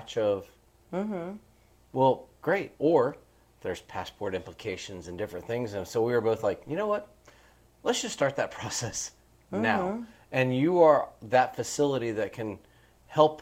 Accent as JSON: {"language": "English", "country": "United States", "tie": "born or raised there", "said": "I was born here, raised here, I'm an American. I'm a true-blooded redneck American."}